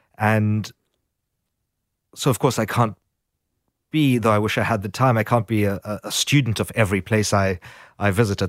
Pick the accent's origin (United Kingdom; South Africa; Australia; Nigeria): South Africa; growing up in South Africa, the idea that individuals are formed very much by politics and their history